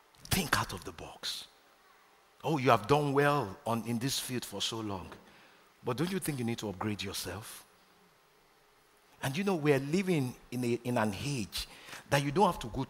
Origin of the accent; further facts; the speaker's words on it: Nigeria; moved away as an adult; I'm a proud Nigerian. I was born in Nigeria. Spent the first 28 years of my life in Nigeria